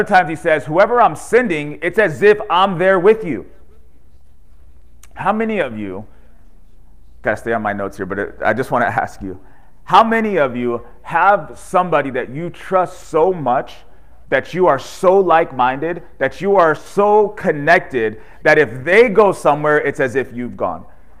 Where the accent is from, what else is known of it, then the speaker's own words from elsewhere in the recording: California, United States; He's from North Carolina. We're from California.